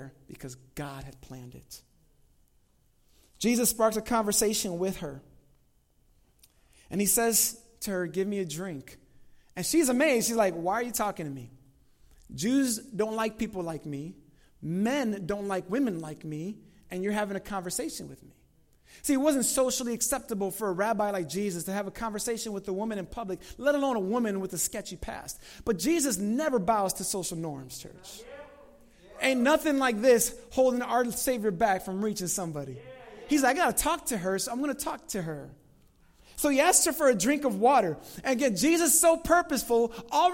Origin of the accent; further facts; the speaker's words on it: Chicago, Illinois, United States; I'm from Chicago